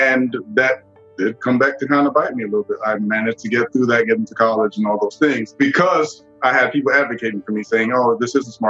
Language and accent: English; Nigeria; moved away; also born or lived in Washington, D.C., United States; born in D.C., but my first memories were growing up in Nigeria. So we moved there probably when I was about three